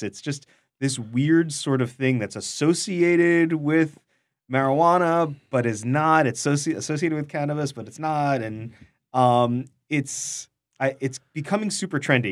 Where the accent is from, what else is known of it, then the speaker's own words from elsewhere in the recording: New York City, New York, United States; I am also from Queens